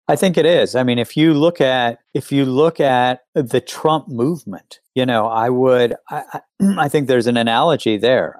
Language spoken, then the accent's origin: English; West Virginia, United States; when I was growing up in West Virginia